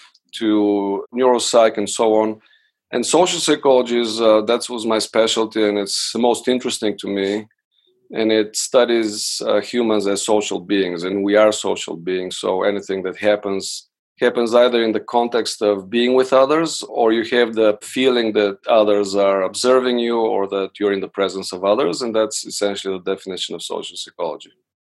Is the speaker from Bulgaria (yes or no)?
yes; Bulgaria; moved away as an adult; now in United States; I'm originally from Bulgaria. I came to the States for undergraduate studies